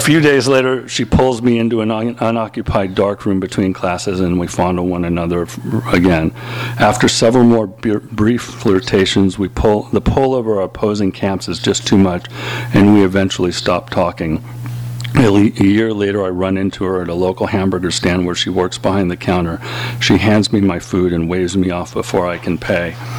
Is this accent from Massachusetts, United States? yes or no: no; Los Angeles, California, United States; growing up in Los Angeles